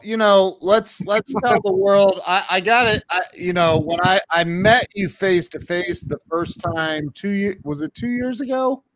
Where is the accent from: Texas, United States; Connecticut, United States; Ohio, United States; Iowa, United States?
Ohio, United States; I'm from the Midwest